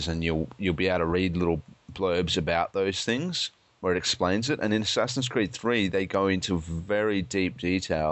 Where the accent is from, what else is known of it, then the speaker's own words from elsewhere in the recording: Australia; I'm an Australian